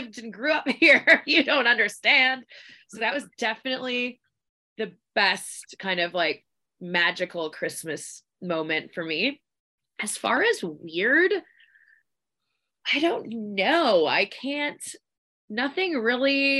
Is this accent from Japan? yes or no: no; Victoria, British Columbia, Canada; We're from Victoria, British Columbia